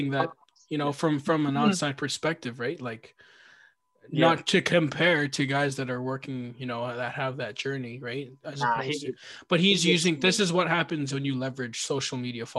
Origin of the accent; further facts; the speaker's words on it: Canada; I'm Canadian